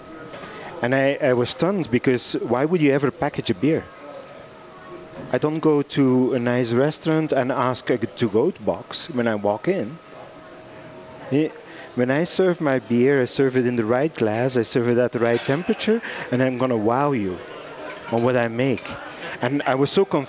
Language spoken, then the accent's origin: English; Belgium; English is a second language; now in United States; From Belgium.